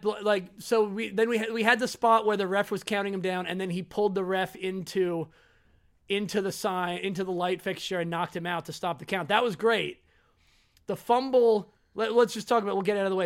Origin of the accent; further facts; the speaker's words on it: United States; I'm American